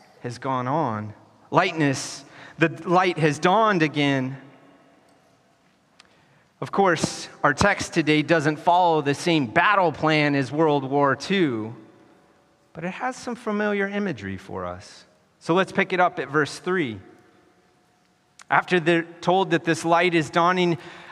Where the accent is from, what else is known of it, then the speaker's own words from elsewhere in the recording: United States; moved away as an adult; also born or lived in Wyoming / Colorado / California; Growing up in Wyoming and Colorado